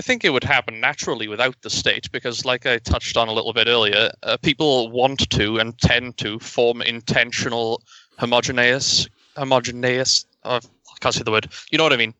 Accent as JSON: {"language": "English", "country": "United Kingdom", "said": "being a British citizen"}